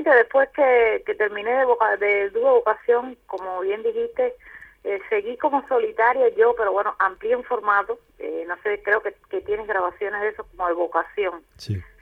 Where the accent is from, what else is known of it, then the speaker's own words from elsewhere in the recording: Cuba; moved away as an adult; porque de hace siete, ocho meses salí de Cuba y se me han presentado algunas cosas de trabajo por aquí, bueno, pues sigo, sigo caminando por esta isla y bueno, de isla a isla es como si estuviera en casa también.